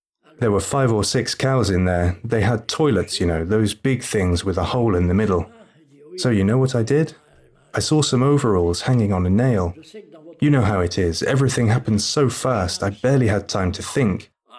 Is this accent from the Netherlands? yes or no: no; Grand Est, France; I'm French, I'm from the Moselle. My parents live in Zarbourg and I have no money.